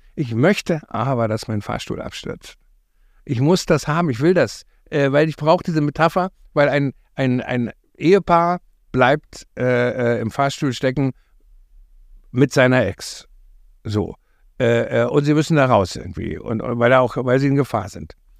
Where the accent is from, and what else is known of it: East Germany, Germany